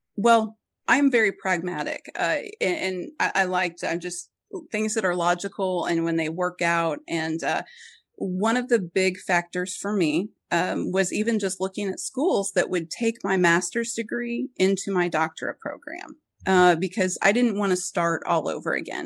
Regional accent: Springfield, Missouri, United States; where I grew up in Springfield

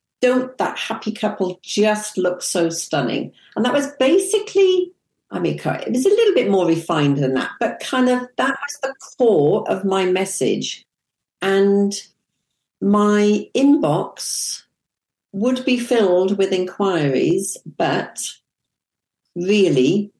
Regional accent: England, United Kingdom; also born or lived in Kuwait; I'm from England

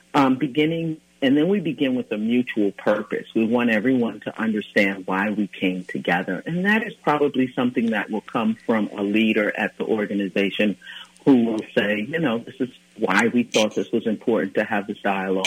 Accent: New York City, New York, United States; now in Minnesota, United States; I was born and raised in Brooklyn, New York

